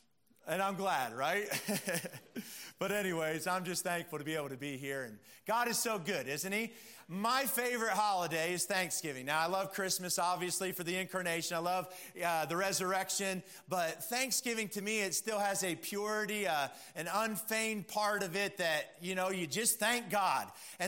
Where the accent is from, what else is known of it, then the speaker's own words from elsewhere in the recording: Pennsylvania, United States; My mom's side of the family, they're all dairy farmers. I'm from Pennsylvania. And so they're all dairy farmers.